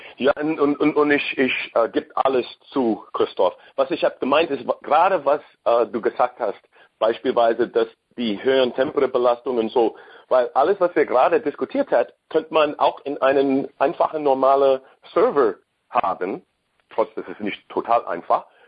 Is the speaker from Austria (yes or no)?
no; United States; German is a second language; Ich bin Amerikaner sowieso